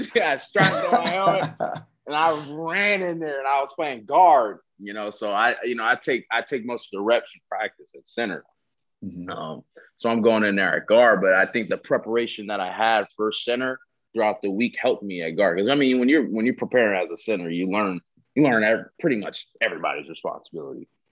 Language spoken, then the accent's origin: English; Southern California, United States; growing up, I'm from Southern California